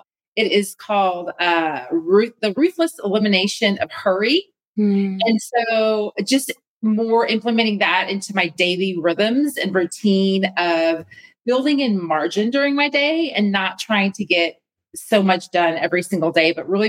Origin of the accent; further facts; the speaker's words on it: Nebraska, United States; I was born and raised in Nebraska. I joke in the middle of a cornfield, but really it was. And so I have always known Jesus my whole life.